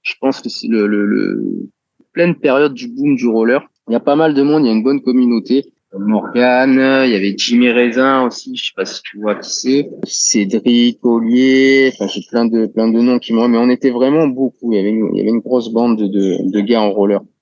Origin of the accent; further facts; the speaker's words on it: Toulon, Provence-Alpes-Côte d'Azur, France; je suis né à Toulon et j'ai grandi à Toulon